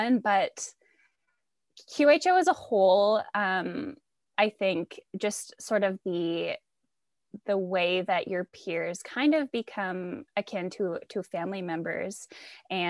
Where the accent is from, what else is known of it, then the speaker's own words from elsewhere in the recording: a small town outside of Ottawa, Ontario, Canada; I am from a small town outside of Ottawa